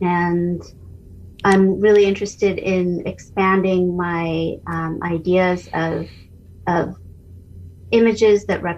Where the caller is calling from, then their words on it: Albany, California, United States; I'm here from Albany, California, which is right next to Berkeley, a center of social justice for many.